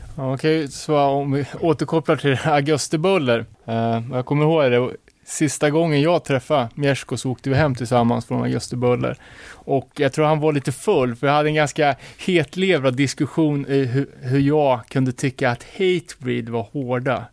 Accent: Örebro, Örebro County, Sweden; som Örebroare

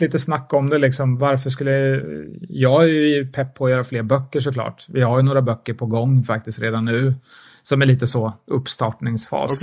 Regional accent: Mjölby, Östergötland, Sweden; Jag är från Mjölby, uppvuxen i Mjölby

